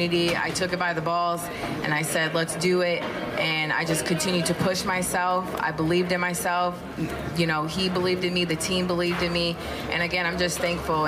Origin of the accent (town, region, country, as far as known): Detroit, Michigan, United States; born or raised there